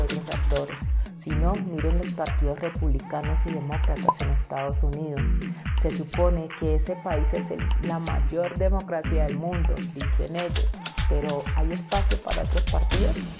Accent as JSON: {"language": "Spanish", "country": "Colombia"}